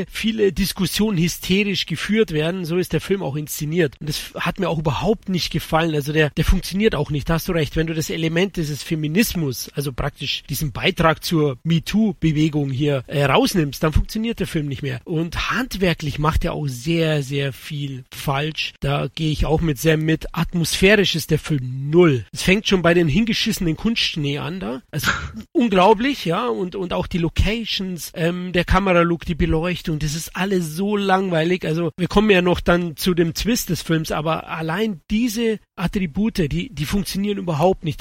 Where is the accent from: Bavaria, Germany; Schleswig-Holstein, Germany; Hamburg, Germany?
Bavaria, Germany; ich komme doch aus Bayern